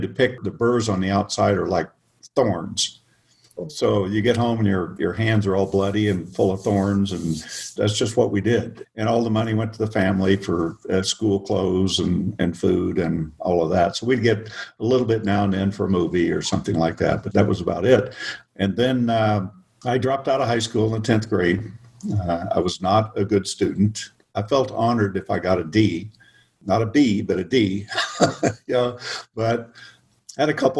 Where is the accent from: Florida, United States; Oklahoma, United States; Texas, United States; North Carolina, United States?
Oklahoma, United States; moved away as an adult; also born or lived in Arizona / California; I grew up in the Midwest, in Oklahoma